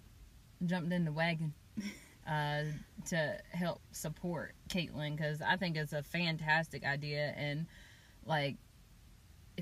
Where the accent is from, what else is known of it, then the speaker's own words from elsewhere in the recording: Chapel Hill, North Carolina, United States; I'm from Chapel Hill